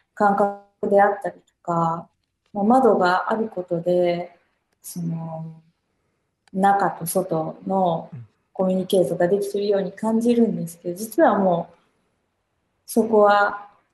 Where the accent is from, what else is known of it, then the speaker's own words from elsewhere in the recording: Okayama, Japan; now in Tokyo, Japan; 私も岡山出身なんで